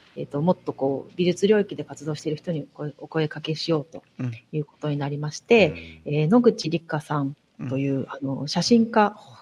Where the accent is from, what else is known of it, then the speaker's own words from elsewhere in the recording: Fukuoka, Japan; moved away as an adult; also born or lived in Beppu; now in Sapporo, Japan; 出身福岡でずっと福岡で育ったんですけど